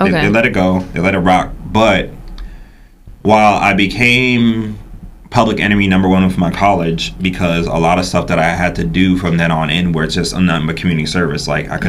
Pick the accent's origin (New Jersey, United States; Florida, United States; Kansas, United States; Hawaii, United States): New Jersey, United States; Burlington City; also born or lived in New York; So I'm New York born, but I'm Jersey raised. So, going from there, being to junior high and high school in South Jersey the whole time